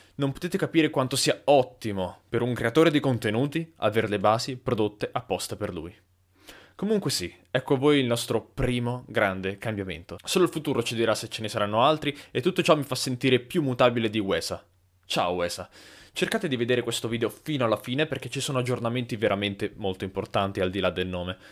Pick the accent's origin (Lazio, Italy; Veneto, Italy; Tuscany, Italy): Tuscany, Italy; Lucca; noi siamo di Lucca